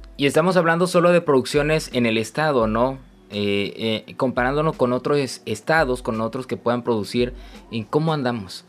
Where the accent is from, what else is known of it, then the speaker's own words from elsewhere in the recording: Tabasco, Mexico; nuestro querido Tabasco